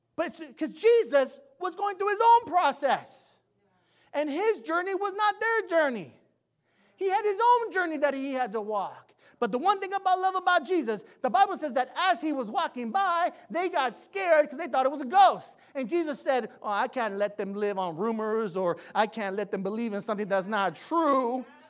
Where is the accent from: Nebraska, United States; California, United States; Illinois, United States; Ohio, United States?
California, United States; San Jose; I'm from the east side of San Jose. I'm from King and Story